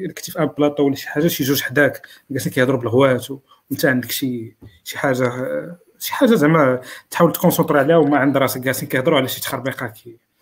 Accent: Morocco; عندنا في المغرب

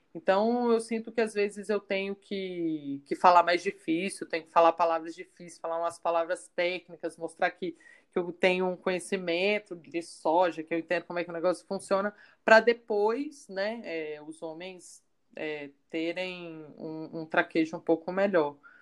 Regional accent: Minas Gerais, Brazil; sou mineira, né? Nasci no Cerrado, cresci no Cerrado

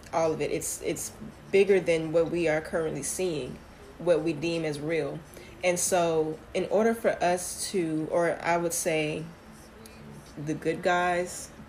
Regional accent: Houston, Texas, United States; I am from Houston, Texas

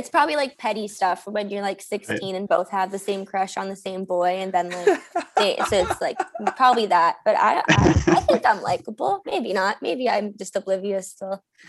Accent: Sudbury, Ontario, Canada; like we're from Sudbury, like we're from Northern Ontario. Like that's what like we live for.

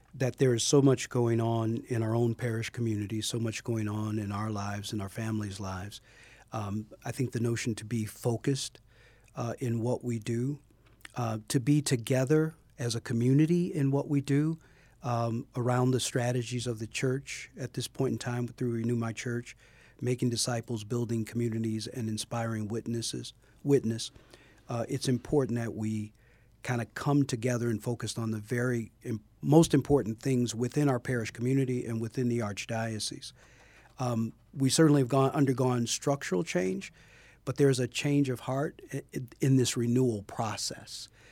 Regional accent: Chicago, Illinois, United States; moved away as an adult; Born and raised in Chicago, on the west side of Chicago.

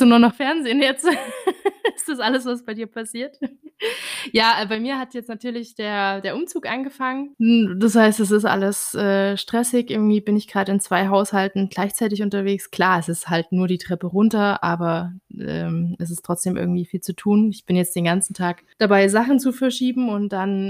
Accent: Germany; uns als äh, Deutsche

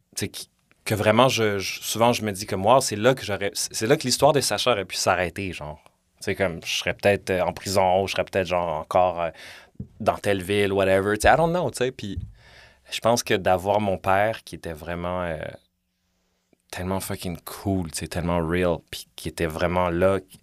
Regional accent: Montreal, Quebec, Canada; j'ai grandi dans Villeray comme, tu sais, j'ai 35

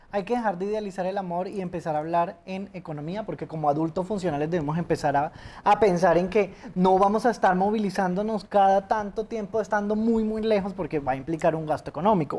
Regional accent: Neiva, Huila, Colombia; moved away as an adult; also born or lived in Bogotá; yo estaba en mi ciudad natal, origen Neiva

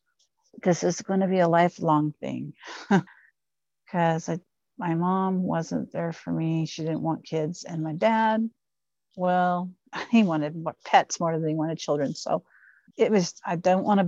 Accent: Ohio, United States; I'm from Ohio

